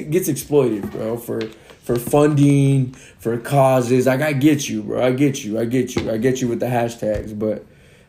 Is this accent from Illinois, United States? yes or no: no; Rancho Cucamonga, California, United States; us growing up in Rancho where we grew up, I know I was fortunate enough to grow up there